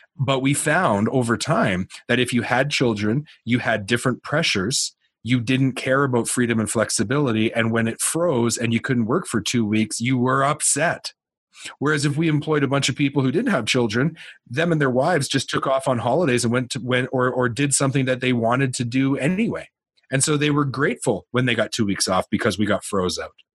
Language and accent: English; Canada; I'm a Canadian.